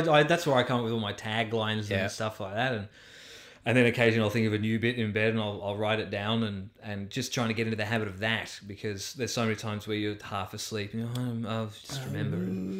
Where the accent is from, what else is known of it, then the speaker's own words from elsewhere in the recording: London, United Kingdom; I've never learned, because I grew up in London.